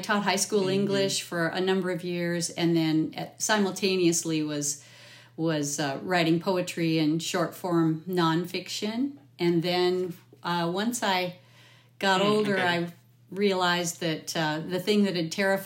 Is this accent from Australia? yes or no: no; Olympic Peninsula, Washington, United States; I was raised on the Olympic Peninsula, which far northwest Washington